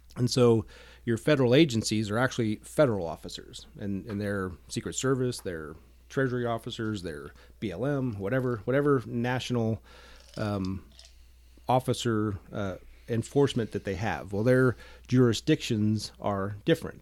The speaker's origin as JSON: {"language": "English", "town": "Sheridan", "region": "Wyoming", "country": "United States", "tie": "born or raised there", "said": "I grew up here in Sheridan. Uh, went to Sheridan High School"}